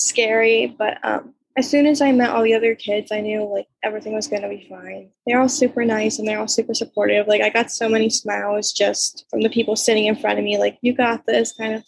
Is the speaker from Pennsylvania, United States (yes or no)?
yes; Milton, Pennsylvania, United States; I'm from Milton, Pennsylvania. It's a small little town.